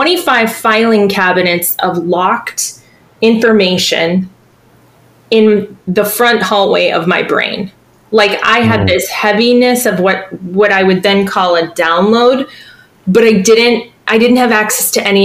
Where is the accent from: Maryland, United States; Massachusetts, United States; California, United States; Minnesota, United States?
Massachusetts, United States; Boston; moved away as an adult; now in Savannah, United States; I'm originally from Boston